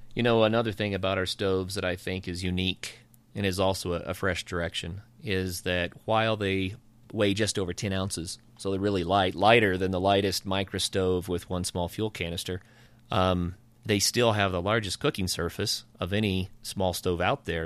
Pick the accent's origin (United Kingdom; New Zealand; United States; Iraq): United States; Ozark Mountains, northeastern Oklahoma; now in Colorado, United States; I grew up in the Ozark Mountains in northeastern Oklahoma and grew up on a farm